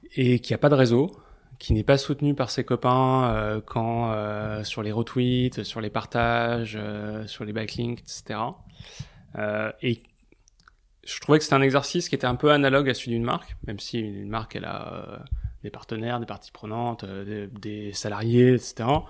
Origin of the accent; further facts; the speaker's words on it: Paris, Île-de-France, France; j'ai grandi à Paris